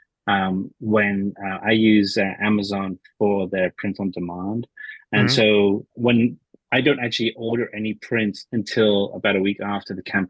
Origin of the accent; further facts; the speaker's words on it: England, United Kingdom; now in United States; growing up in England